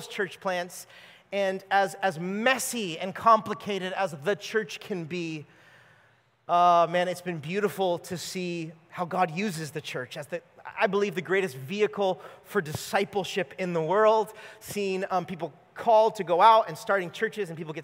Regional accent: California, United States; moved away as an adult; We are not from here, if you could tell. We grew up in California

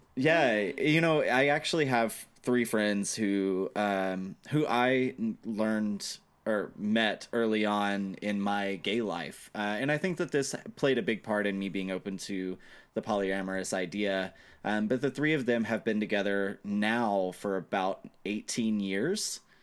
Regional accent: Mississippi, United States; I'm from Mississippi.

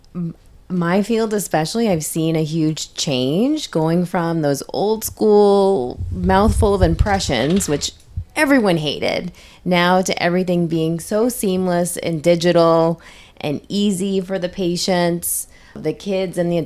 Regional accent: New Hampshire, United States; moved away; I'm originally from New Hampshire

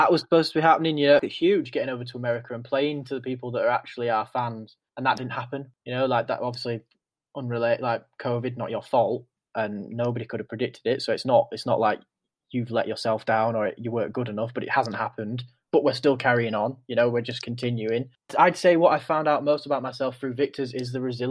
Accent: Guiseley, Yorkshire and the Humber, United Kingdom; Lived in a great town, like a suburb of Leeds called Guiseley

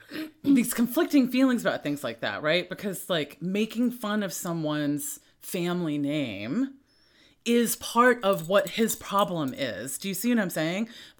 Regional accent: the South, United States; As being a Southerner

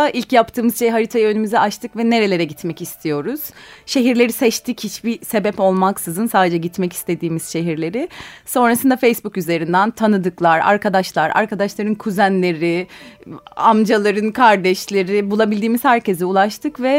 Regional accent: Ali Fuat Paşa, Sakarya, Turkey; Sakarya'nın küçük bir kasabasında Ali Fuat Paşa'da doğdum büyüdüm. Üniversiteye gidene kadar oradaydım.

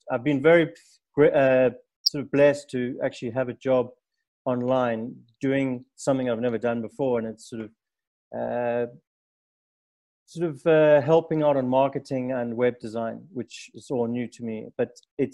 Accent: South Africa; I'm a third generation African

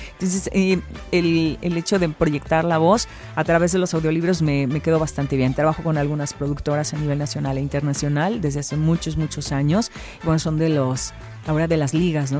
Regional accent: Orizaba, Veracruz, Mexico; moved away as an adult; now in Xalapa, Mexico; yo soy de la ciudad de Orizaba

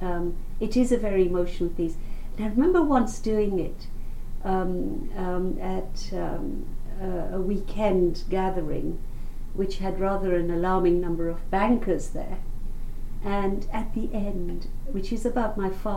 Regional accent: Uganda; now in London, United Kingdom; growing up in Uganda

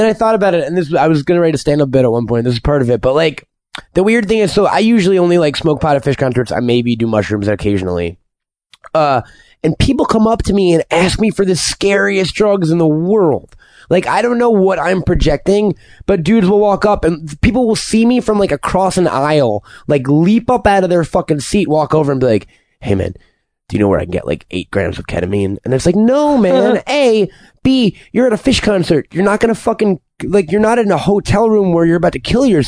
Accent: Chattanooga, Tennessee, United States; Sure, I am. I'm from Chattanooga.

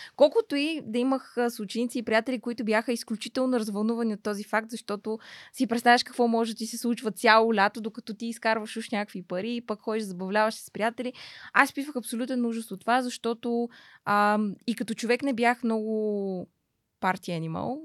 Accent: Pernik, Pernik Province, Bulgaria; also born or lived in Radomir; родом съм от Перник, по принцип съм родена в едно по-малко градче до Перник, което се казва Радомир

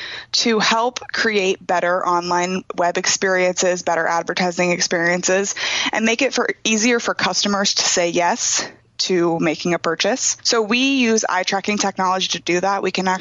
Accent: Pella, Iowa, United States; moved away as an adult; also born or lived in Cedar Falls, Iowa; I am originally from Pella, Iowa, just south of Des Moines, and I moved to Cedar Falls to go to UNI

